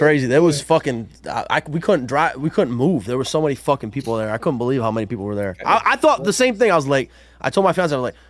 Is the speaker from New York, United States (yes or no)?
yes; Utica, New York, United States; I was born and raised in Utica.